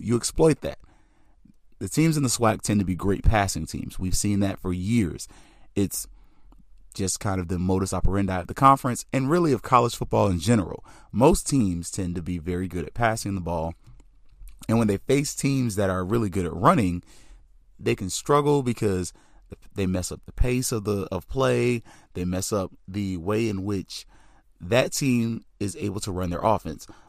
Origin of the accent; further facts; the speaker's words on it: Tallahassee, Florida, United States; I am Southern, I'm from Tallahassee